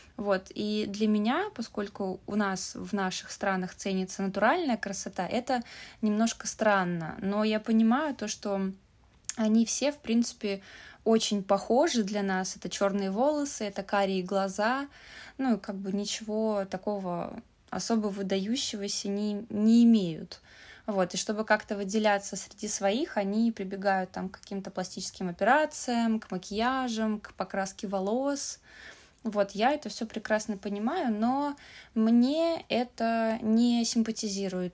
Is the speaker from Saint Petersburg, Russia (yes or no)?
yes; Saint Petersburg, Russia; moved away as an adult; now in China; я из России, из Питера